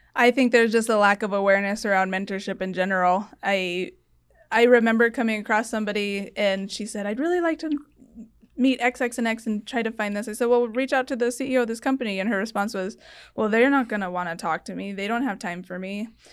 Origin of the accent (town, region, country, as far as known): Tucson, Arizona, United States; also born or lived in Washington, D.C.